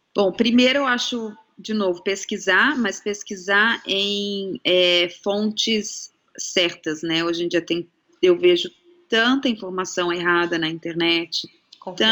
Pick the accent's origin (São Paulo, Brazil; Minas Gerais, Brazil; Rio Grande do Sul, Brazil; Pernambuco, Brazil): São Paulo, Brazil; now in Australia; pelo menos em São Paulo, da onde eu venho